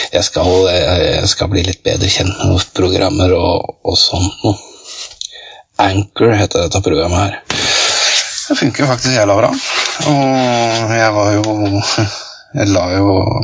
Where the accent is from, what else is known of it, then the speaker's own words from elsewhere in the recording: Skotselv, Buskerud, Norway; moved away; Spiller ingen rolle hvor jeg bor enn jeg er fra Skotselv, ja, da er man evig skotselving. Skotselv er tross alt tjukkere enn blod. Det er, det er jo Skotselv, det er Skotselva, Skotselva, hjembygda mi